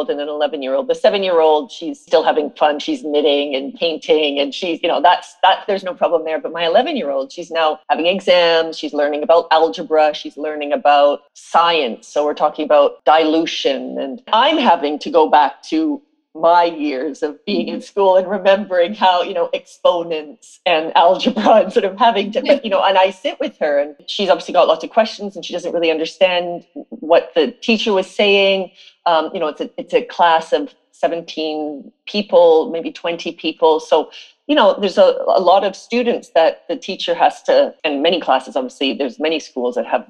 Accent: South Africa; I was born in South Africa.

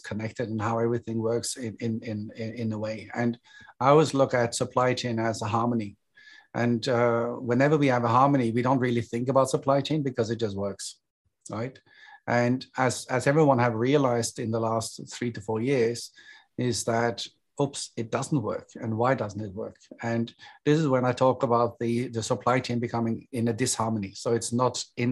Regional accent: Norway; moved away as an adult; also born or lived in Hong Kong; now in Singapore; I'm originally from Norway

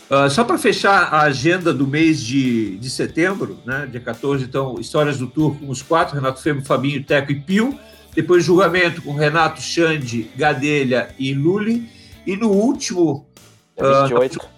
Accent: Pinhalzinho, Santa Catarina, Brazil; born there; E, e eu também não nasci em Balneário, né? Nasci

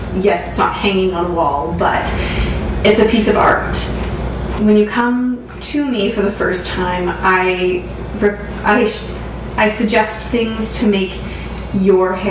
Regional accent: Moose Jaw, Saskatchewan, Canada; now in Regina, Canada; we are both from Moose Jaw.

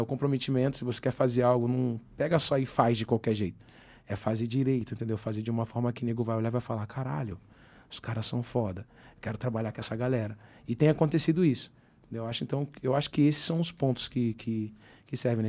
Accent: Angra dos Reis, Rio de Janeiro, Brazil; moved away; em Angra que como eu sou nascido e criado lá

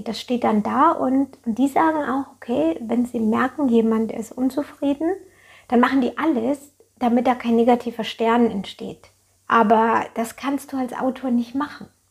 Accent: Germany; bei uns in Deutschland

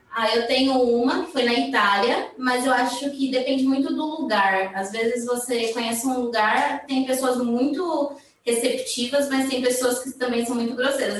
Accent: Brazil; eu sou brasileira

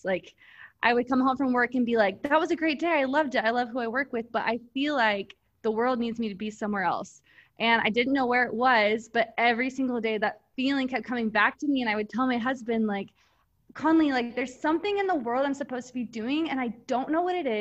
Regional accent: Texas, United States; I grew up in Texas

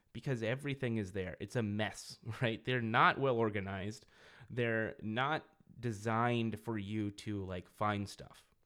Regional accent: Merced, California, United States; I grew up in Merced, which is a small town in Central California

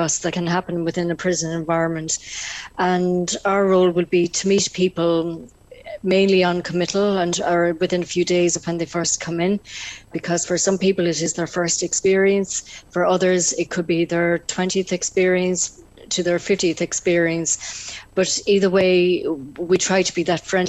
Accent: North Tipperary, Ireland; I come from North Tipperary

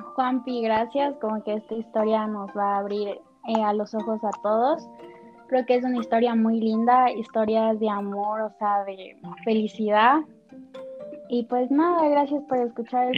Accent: Ecuador; yo simplemente nací aquí en Ecuador

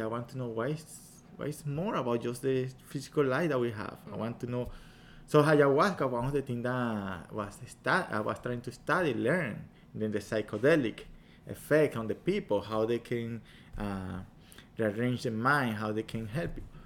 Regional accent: Venezuela; English is a second language; moved away as an adult; now in United States; I'm original from Venezuela. I've been here in the country a um, long time, around 20 years

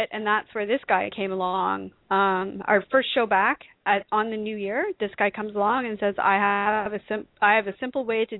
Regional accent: Canada; accent: Canadian; I'm Canadian, eh?

